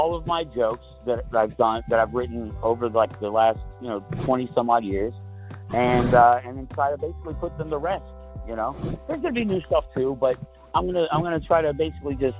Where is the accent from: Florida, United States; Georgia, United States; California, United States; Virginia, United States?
Florida, United States; moved away as an adult; also born or lived in New York City; I currently live back in my, you know, where I grew up in Florida